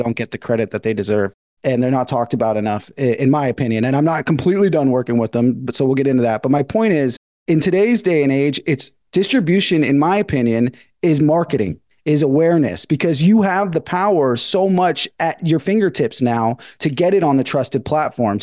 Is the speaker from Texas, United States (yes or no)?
no; Northern California, United States; moved away as an adult; now in Los Angeles, United States; I'm from Northern California. I've been in LA for about 10 years